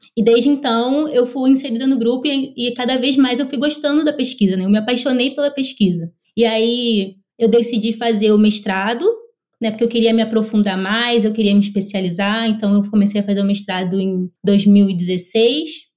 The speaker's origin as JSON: {"language": "Portuguese", "town": "Belford Roxo", "region": "Rio de Janeiro", "country": "Brazil", "tie": "born or raised there", "said": "sou natural do Rio de Janeiro, da Baixada Fluminense, Belfor Roxo."}